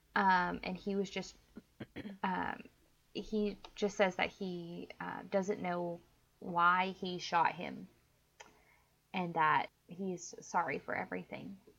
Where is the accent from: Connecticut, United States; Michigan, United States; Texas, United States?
Texas, United States; moved away; I actually love my home state a lot